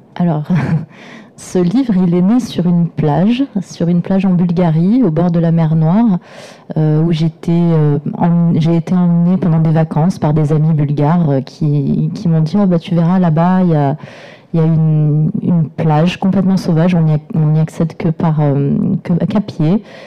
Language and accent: French; Provence-Alpes-Côte d'Azur, France; j'ai grandi dans les Hautes-Alpes et je continue à y vivre